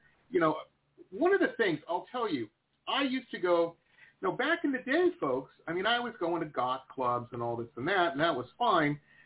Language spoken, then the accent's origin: English; Detroit, Michigan, United States; both DJ Miss Monday and I grew up in Southeast Michigan, Metro Detroit area